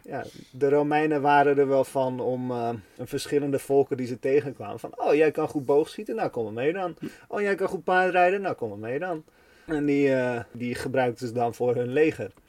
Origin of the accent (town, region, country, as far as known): Netherlands